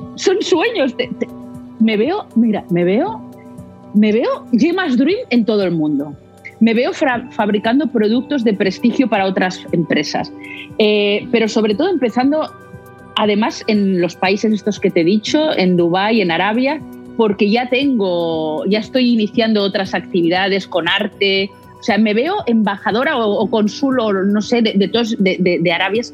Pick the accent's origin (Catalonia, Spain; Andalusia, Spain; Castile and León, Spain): Catalonia, Spain; Barcelona; Aquí en, Barcelona estamos en el Mediterráneo, somos mercaderes, somos, como los valencianos